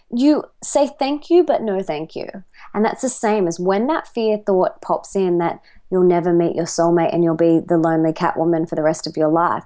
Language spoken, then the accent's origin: English; Australia; accent: Australian; I am an Aussie